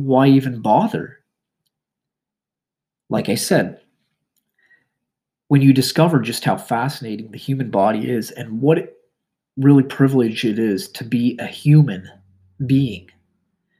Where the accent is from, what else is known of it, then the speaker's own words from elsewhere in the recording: Canada; I'm Canadian